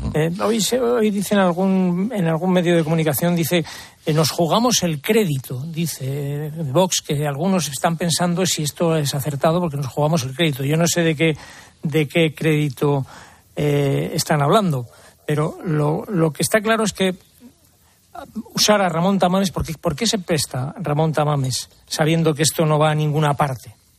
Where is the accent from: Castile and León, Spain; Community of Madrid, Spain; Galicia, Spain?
Community of Madrid, Spain; Madrid; yo no cambio mi Madrid por nada